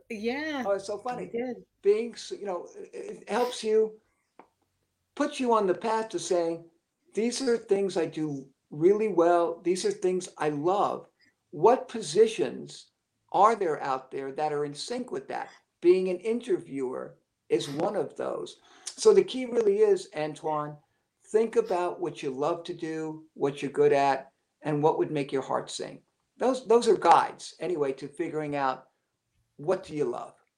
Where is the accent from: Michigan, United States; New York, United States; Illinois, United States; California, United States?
New York, United States; New York City; I was born and raised in Brooklyn, uh, and everybody around me had very similar beliefs